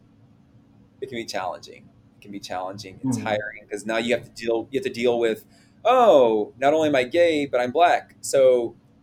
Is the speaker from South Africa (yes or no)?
no; the South, United States; growing up in the South, which is a very Christian part of the country